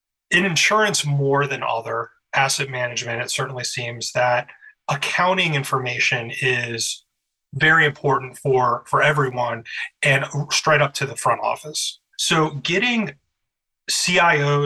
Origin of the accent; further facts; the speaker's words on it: Harrisonburg, Virginia, United States; also born or lived in Skokie, Illinois / Florida Keys; now in Chicago, United States; I was born in Skokie, Illinois, but I grew up in Harrisonburg, Virginia, in the beautiful Shenandoah Valley